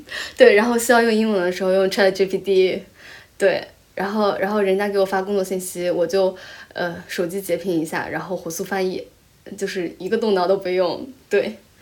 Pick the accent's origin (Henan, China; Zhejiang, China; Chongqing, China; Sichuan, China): Zhejiang, China; Taizhou; first language Chinese; moved away as an adult; also born or lived in Shanghai; now in New Zealand; 因为我在台浙江台州长大嘛